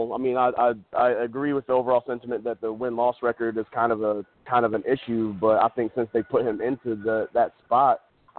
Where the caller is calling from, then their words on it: Toledo, Ohio, United States; Hey, what's up, guys? … from Toledo.